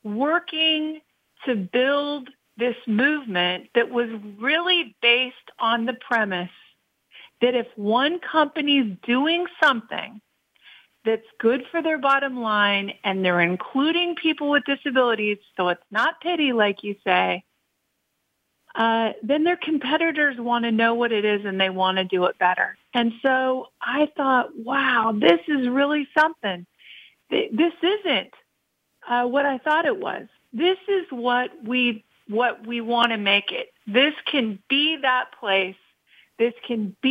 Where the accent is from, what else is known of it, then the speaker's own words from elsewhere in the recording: Kansas, United States; I grew up in a little town in the middle of nowhere in Kansas